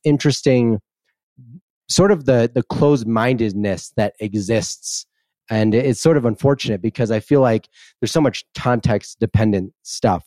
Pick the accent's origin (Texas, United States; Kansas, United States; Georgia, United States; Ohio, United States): Kansas, United States; McPherson; moved away; also born or lived in Wisconsin; I'm from, from Wisconsin, but I grew up in Midland, Kansas, in a town called McPherson